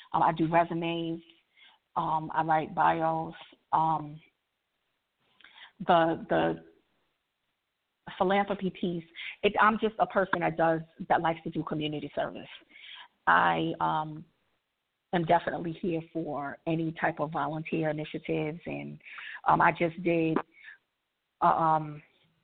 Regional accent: New York, United States; now in Maryland, United States; I'm from New York, but I'm based in Maryland. I live in Maryland

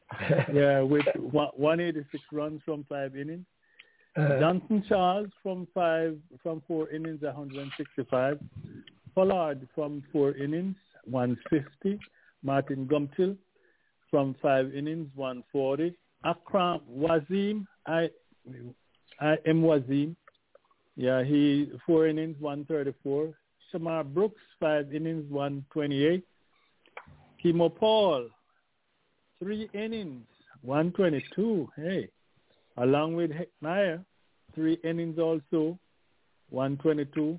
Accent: Jamaica; as a Jamaican

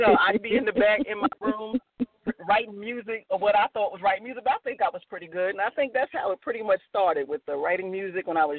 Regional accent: New Rochelle, New York, United States; moved away as an adult; now in North Carolina, United States; Yeah, I'm a native New Yorker, born and raised in New Rochelle, New York. I'm a North Carolinian transplant. I've been here about 10 years.

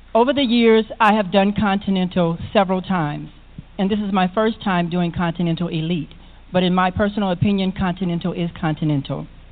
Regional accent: South Bend, Indiana, United States; also born or lived in Chicago, Illinois; I was born and raised in South Bend, Indiana

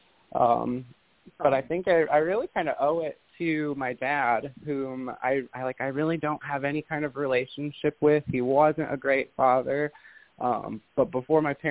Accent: Indiana, United States; now in Florida, United States; I came from Indiana. So I am a Midwestern witch, born and raised. I live in Florida now

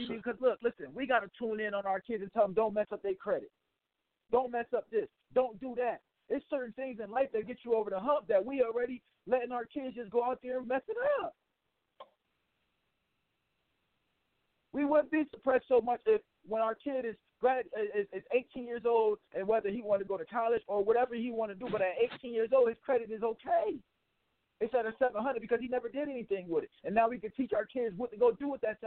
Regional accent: New Haven, Connecticut, United States; I'm from Elm City, Sister Wave in New Haven. Anybody that know New Haven, Connecticut, know it's the slums, it's the gutter. Ain't nothing changed in my city since

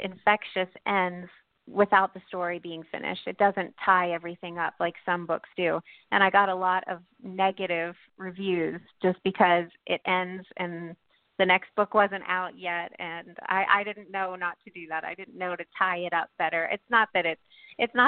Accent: New Castle, Pennsylvania, United States; I grew up in western Pennsylvania, in Newcastle, Pennsylvania, pretty close to Pittsburgh

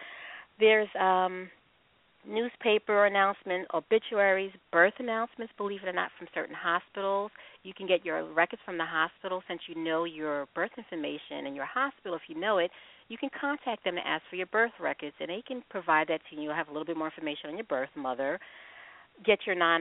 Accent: Long Island, New York, United States; I'm from New York. And I'm adopted as well. I was raised on Long Island myself

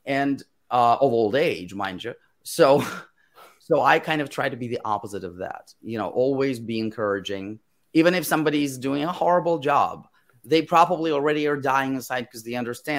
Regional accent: Moscow, Russia; first language Russian; English is a second language; moved away; when I was growing up in Moscow, I had amazing teachers

